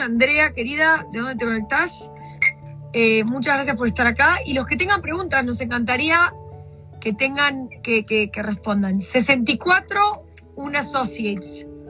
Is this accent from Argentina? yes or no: yes; Argentina; moved away; yo estudiaba en la Universidad del Salvador